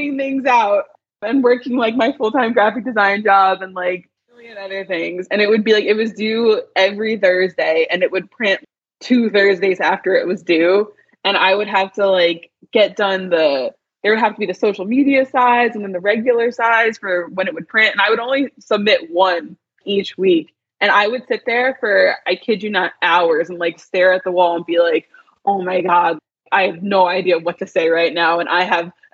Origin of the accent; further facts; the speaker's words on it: New Jersey, United States; now in Washington, D.C., United States; I'm from South Jersey